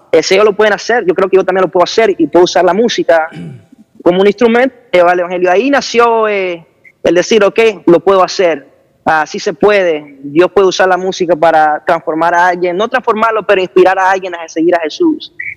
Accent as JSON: {"language": "Spanish", "country": "Honduras", "said": "soy un joven de Honduras"}